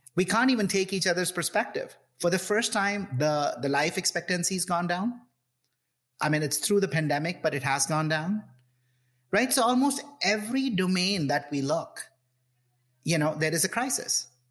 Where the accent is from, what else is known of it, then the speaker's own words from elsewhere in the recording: India; moved away; I grew up in India you know classic uh, son of middle class family growing up in this in this in the 70s and 80s in India